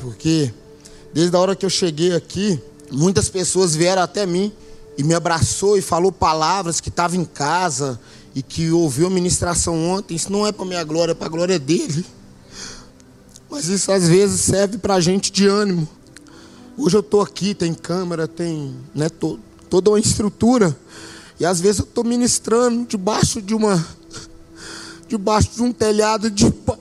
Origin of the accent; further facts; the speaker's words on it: Belo Horizonte, Minas Gerais, Brazil; moved away as an adult; now in Maués, Brazil; a gente é natural daqui de Belo Horizonte